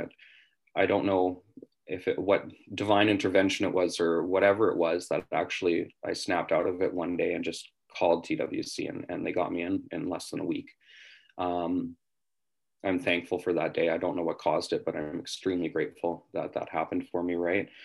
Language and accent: English; West Kootenays, British Columbia, Canada; moved away as an adult; now in Vancouver, Canada; I'm from the West Kootenays, uh, which is about seven hours out of Vancouver